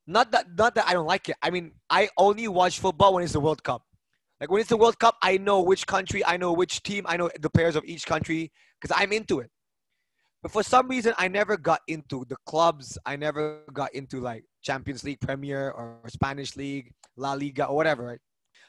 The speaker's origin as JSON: {"language": "English", "country": "Norway", "tie": "born or raised there", "also_born_or_lived": "Denmark", "said": "So I grew up in Norway and Denmark."}